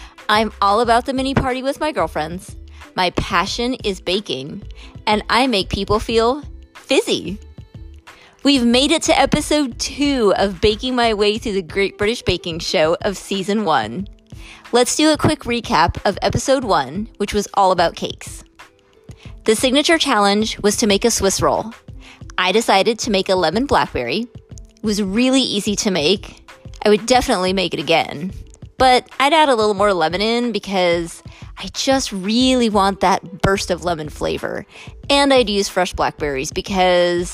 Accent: United States; as an American

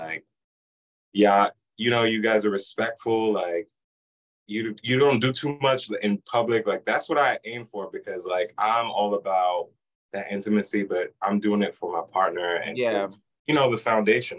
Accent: New York, United States; now in Lehigh Valley, United States; I grew up in New York

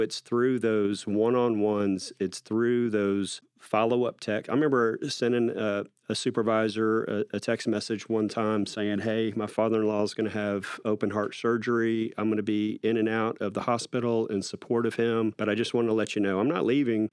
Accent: Austin, Texas, United States; I was born and raised in North Austin

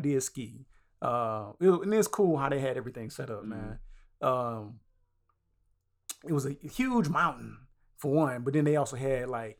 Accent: the South, United States; We are from the South.

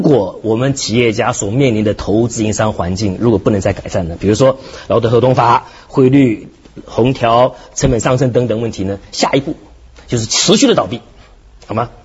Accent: Hong Kong; 我们香港人

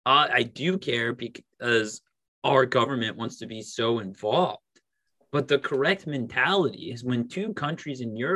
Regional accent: United States; as an American living over here in America, 5,000 miles away from what's going on in Russia or Ukraine

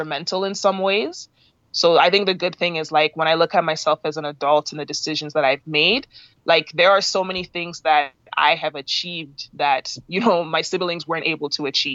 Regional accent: Canada; My parents are from Nigeria, but I was born and raised, brought up in Canada

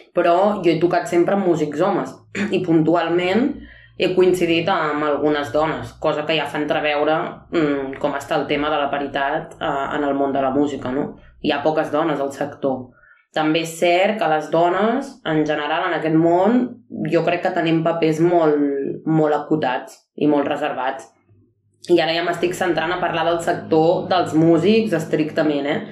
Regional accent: Arenys de Mar, Catalonia, Spain; sóc d'Arenys de Mar

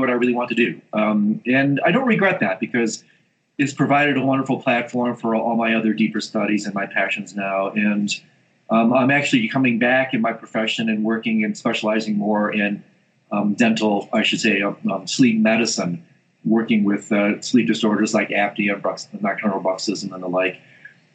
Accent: Michigan, United States; moved away as an adult; also born or lived in Indiana; now in Colorado, United States; I grew up in Michigan, went to school in Indiana.

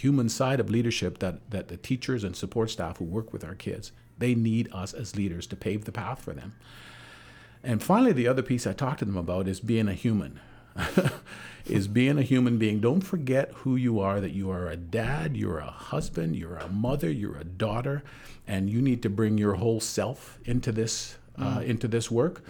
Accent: Vancouver, British Columbia, Canada; You know, I dealt with, in growing up in Vancouver, a fair bit of racism.

